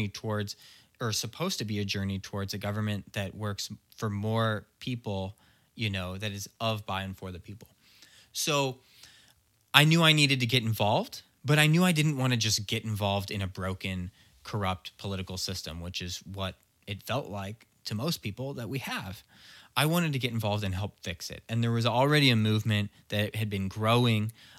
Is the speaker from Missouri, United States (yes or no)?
yes; Chesterfield, Missouri, United States; also born or lived in Chicago; when I was growing up in Chesterfield